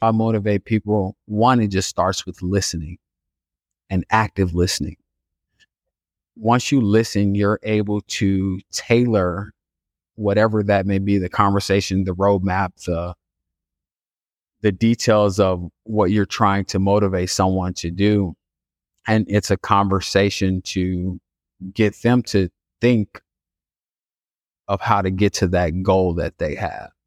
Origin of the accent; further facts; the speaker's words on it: Chicago, Illinois, United States; I grew up on the south side of Chicago in a neighborhood called Inglewood